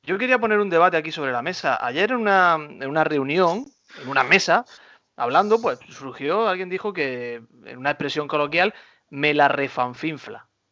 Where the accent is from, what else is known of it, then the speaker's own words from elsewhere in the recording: Güéjar Sierra, Andalusia, Spain; now in Almería, Spain; en mi pueblo, en Huejar Sierra